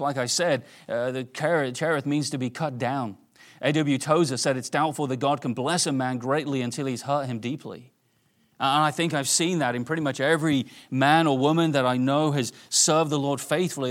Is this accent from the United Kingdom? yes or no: yes; England, United Kingdom; moved away; I grew up in England